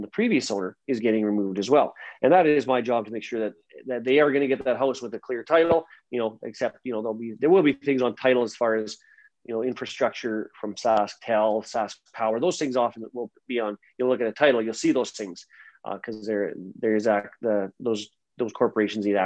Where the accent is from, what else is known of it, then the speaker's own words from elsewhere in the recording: Meadow Lake, Saskatchewan, Canada; moved away as an adult; also born or lived in Nova Scotia; now in Saskatoon, Canada; I'm originally from Meadow Lake, Saskatchewan. I grew up there, and I've been in Saskatoon now for a good 15 years or so.